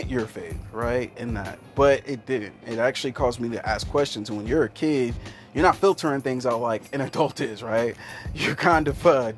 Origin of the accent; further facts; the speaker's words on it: Kansas, United States; I'm a guy from Kansas, and usually when you come from Kansas, you have some sort of tie to Christianity.